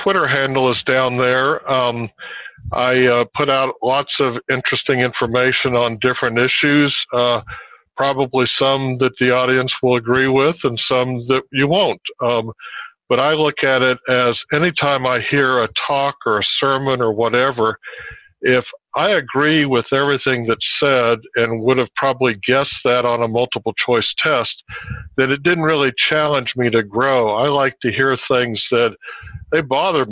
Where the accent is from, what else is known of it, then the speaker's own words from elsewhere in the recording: Kansas City, Kansas, United States; also born or lived in Oklahoma City, Oklahoma / Michigan / Maryland; grew up pretty much kindergarten through high school here in the Kansas City region in the very northeast tip of Johnson County